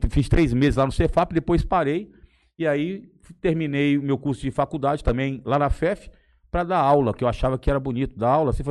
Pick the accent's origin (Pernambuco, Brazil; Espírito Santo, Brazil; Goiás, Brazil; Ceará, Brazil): Ceará, Brazil; Ibiapina; born there; eu nasci no Ceará, cara, em Biapina, mas sou registrado no Rio de Janeiro.